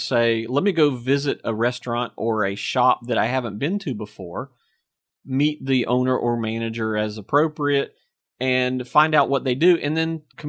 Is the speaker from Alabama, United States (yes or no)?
no; Apex, North Carolina, United States; accent: Southern; I learned a little bit about my accent, learned how Southern I really was, you know, growing up in Apex. At the time, everyone in Apex had your classic North Carolina Southern accent.